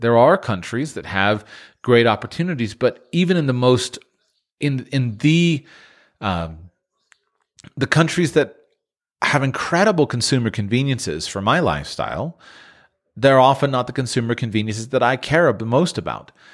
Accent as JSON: {"language": "English", "country": "United States", "moved": "as an adult", "said": "my own native country of the United States."}